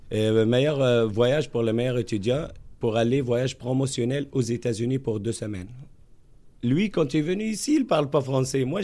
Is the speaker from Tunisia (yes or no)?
yes; Tunisia; now in Quebec City, Canada; je suis né en Méditerranée. {S2} Ouais. {S1} Je suis originaire de la Tunisie.